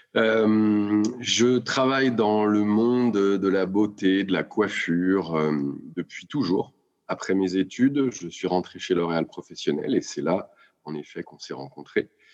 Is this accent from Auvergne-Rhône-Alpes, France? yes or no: yes; Lyon, Auvergne-Rhône-Alpes, France; rentrer à Lyon, puisque je suis lyonnais, avec ma femme et mes enfants pour nous rapprocher euh, de la famille